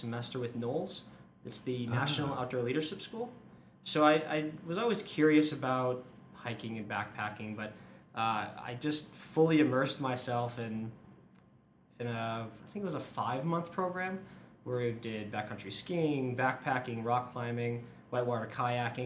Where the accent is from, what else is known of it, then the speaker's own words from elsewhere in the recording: Massachusetts, United States; now in Boulder, United States; I'm from the East Coast, Massachusetts originally